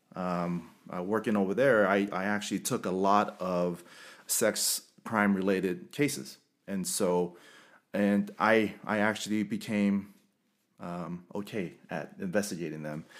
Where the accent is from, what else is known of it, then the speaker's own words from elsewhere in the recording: Carson, California, United States; moved away; also born or lived in West Valley City, Utah; I'm originally from Los Angeles, uh, Carson, California, and I love where I'm from.